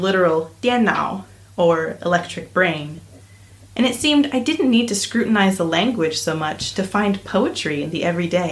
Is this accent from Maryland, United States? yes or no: no; Minnesota, United States; moved away as an adult; also born or lived in Iowa, United States / Paris, France / Hangzhou, China; I am originally from the United States, from the state of Minnesota. It's in the north, pretty close to Canada.